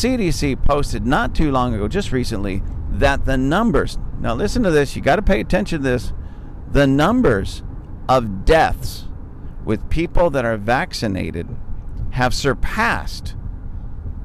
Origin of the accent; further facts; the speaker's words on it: United States; I'm an American